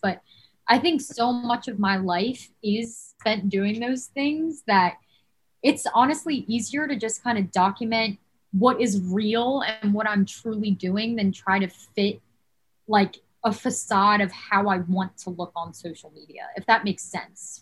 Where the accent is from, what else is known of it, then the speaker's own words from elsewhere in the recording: New Jersey, United States; moved away as an adult; also born or lived in Davidson, North Carolina; I'm originally from New Jersey. I've lived in New Jersey my whole life.